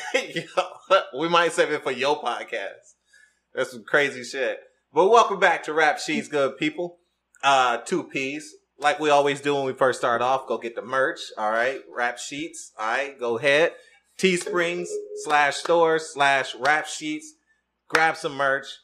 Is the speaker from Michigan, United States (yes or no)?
yes; Detroit, Michigan, United States; I'm from Detroit, Michigan